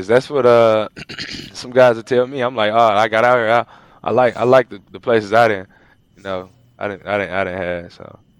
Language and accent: English; St. Louis, Missouri, United States; moved away as an adult; also born or lived in Minnesota; now in Toronto, Canada; I'm from St. Louis, Missouri. I was in Minnesota for two seasons